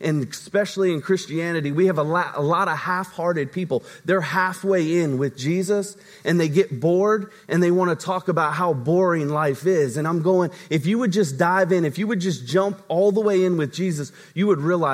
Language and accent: English; Virginia, United States; moved away; my hometown in Virginia